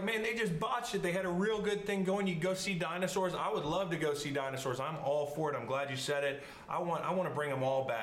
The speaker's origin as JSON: {"language": "English", "region": "Southern California", "country": "United States", "tie": "born or raised there", "moved": "yes", "said": "I grew up early years in Southern California"}